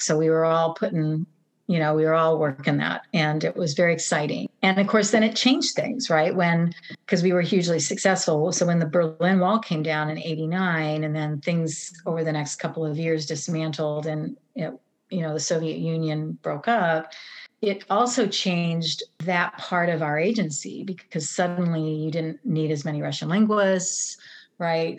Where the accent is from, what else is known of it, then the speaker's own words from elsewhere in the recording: Nebraska, United States; moved away; little girl growing up in Nebraska